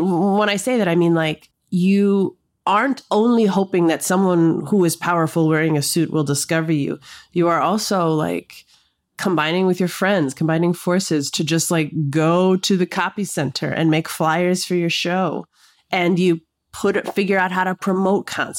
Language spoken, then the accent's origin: English; Minneapolis, Minnesota, United States; moved away as an adult; also born or lived in Brooklyn, New York; So I grew up in South Minneapolis, like you mentioned, on the corner of 44th Street and 44th Avenue